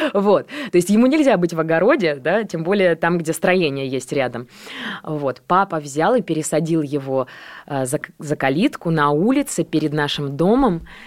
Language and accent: Russian; Borisov, Minsk Region, Belarus; also born or lived in Grodno; now in Russia; Я родилась, на самом деле, в Гродно. Ага. Просто я была маленькая, и меня перевезли в Борисов.